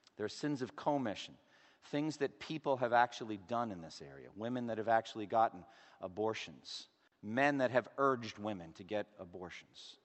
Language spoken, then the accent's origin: English; Boston, Massachusetts, United States; I'm from Boston